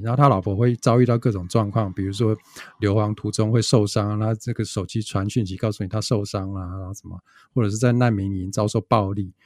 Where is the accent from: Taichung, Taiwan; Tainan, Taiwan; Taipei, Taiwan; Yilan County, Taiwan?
Taichung, Taiwan; 我们不是台北人啊，我是台中人